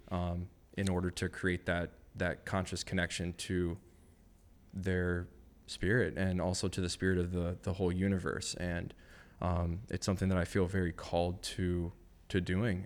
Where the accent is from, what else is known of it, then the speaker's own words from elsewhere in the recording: Madison, Wisconsin, United States; I grew up in Madison, Wisconsin, so it's not like California where, like, everybody's a skater